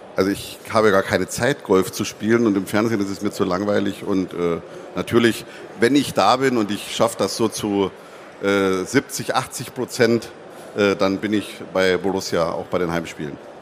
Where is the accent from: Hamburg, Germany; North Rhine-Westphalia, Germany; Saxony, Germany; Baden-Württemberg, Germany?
Saxony, Germany; Zittau; accent: hard R of the Zittau region; now in Dortmund, Germany; Das ist also in Sachsen eine Region, wo das R auch so hart gesprochen wird, wie ich das äh, auch kann